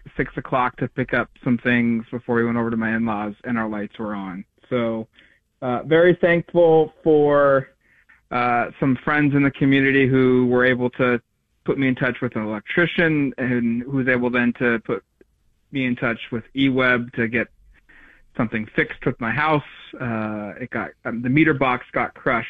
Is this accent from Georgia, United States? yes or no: no; Eugene, Oregon, United States; I grew up in Eugene. I grew up rooting for Oregon as a kid.